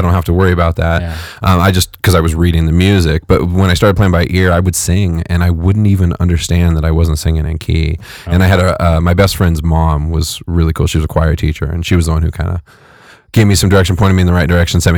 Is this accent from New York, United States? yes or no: no; Fresno, California, United States; I'm from Fresno. Okay. Fresno, California